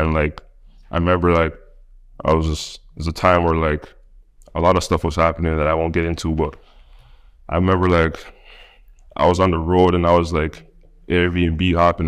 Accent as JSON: {"language": "English", "town": "Toronto", "region": "Ontario", "country": "Canada", "tie": "born or raised there", "also_born_or_lived": "United States", "accent": "Toronto", "moved": "yes", "said": "I'm from Toronto"}